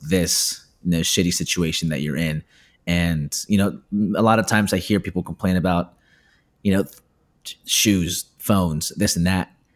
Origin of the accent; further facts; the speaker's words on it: Peru; moved away; I'm from Peru